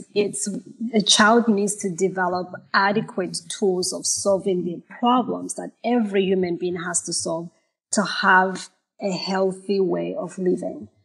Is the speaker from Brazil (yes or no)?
no; Malawi; moved away as an adult; also born or lived in Zimbabwe; now in United States; I was born in Malawi. I was raised in Zimbabwe half of my mm-hmm. life, and then moving back to to Malawi.